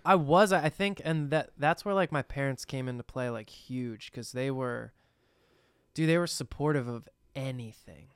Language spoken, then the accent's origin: English; New Jersey, United States; we're from New Jersey